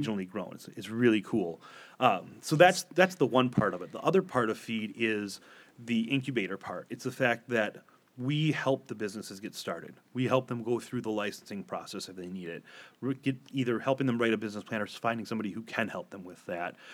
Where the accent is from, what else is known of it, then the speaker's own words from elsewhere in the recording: Door County, Wisconsin, United States; I grew up in Door County, Wisconsin.